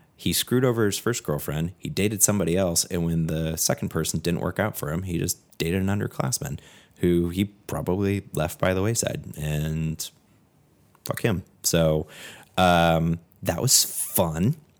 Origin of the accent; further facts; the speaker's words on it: California, United States; moved away as an adult; also born or lived in Washington State; I went to college in Washington State, and then I was from California